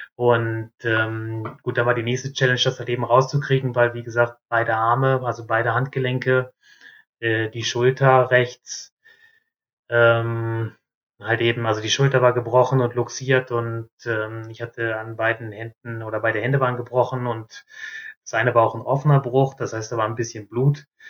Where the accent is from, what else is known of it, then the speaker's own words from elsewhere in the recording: North Rhine-Westphalia, Germany; moved away as an adult; also born or lived in southern Germany; bei uns in Nordrhein-Westfalen